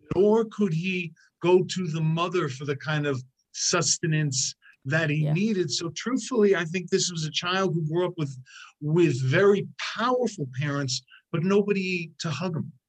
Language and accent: English; New York, United States; I'm a New Yorker